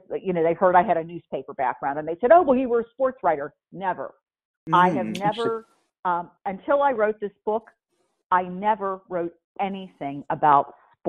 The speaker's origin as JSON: {"language": "English", "town": "Pittsburgh", "region": "Pennsylvania", "country": "United States", "tie": "born or raised there", "also_born_or_lived": "New Jersey", "moved": "yes", "said": "Pittsburgh, which is my hometown in Pennsylvania"}